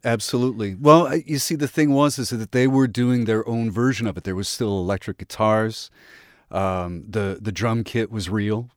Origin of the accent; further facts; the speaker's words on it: Midwest, United States; I grew up in the Midwest